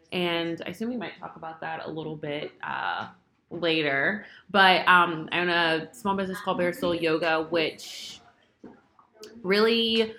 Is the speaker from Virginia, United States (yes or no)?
yes; Prince George, Virginia, United States; also born or lived in Plano, Texas; now in Richmond, United States; grew up in Prince George, Virginia. Went to the University of Virginia for undergrad. And came back to Richmond. And now Richmond is home.